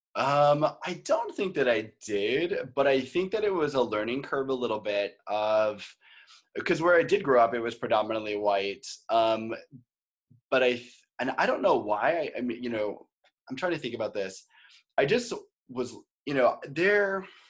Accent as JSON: {"language": "English", "region": "Maine", "country": "United States", "moved": "as an adult", "lives_now": "Los Angeles, United States", "said": "I'm originally from Maine"}